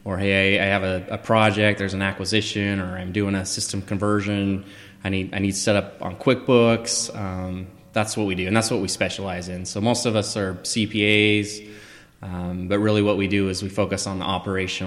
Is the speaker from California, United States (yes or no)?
no; Southern Utah, United States; also born or lived in Idaho / Canada; I'm from Southern Utah originally. Lived in Idaho. I've lived in Canada.